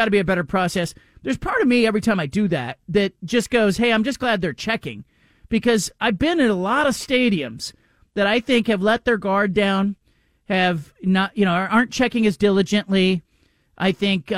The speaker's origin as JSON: {"language": "English", "town": "Gilroy", "region": "California", "country": "United States", "tie": "born or raised there", "also_born_or_lived": "Southern Oregon", "said": "I grew up in California, even though I was born in Southern Oregon, I grew up in California. And the hometown that I grew up in is Gilroy, California"}